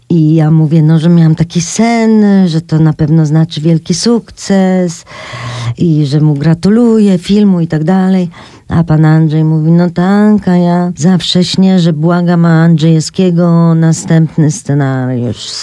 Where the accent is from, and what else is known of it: Poland